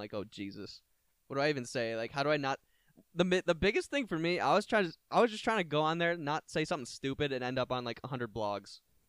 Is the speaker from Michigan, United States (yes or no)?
yes; Brighton, Michigan, United States; A lot of kids from my hometown, Brighton